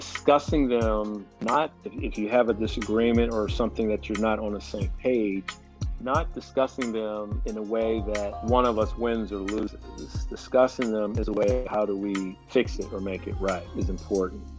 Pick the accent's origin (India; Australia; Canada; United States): United States; Pittsburgh, Pennsylvania; born and raised in Pittsburgh, Pennsylvania. Lived here all my life, grew up in East Liberty, Peabody High School